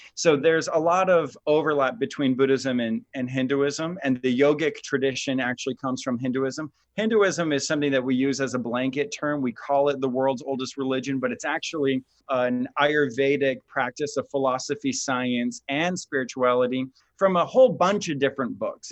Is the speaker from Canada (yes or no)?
no; Midwest, United States; I grew up in the Midwest